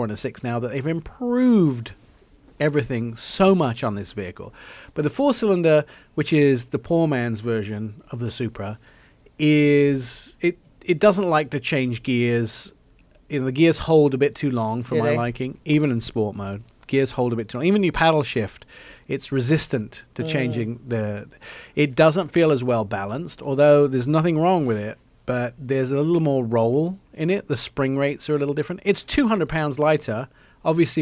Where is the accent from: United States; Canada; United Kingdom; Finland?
United Kingdom; England; moved away; I grew up in England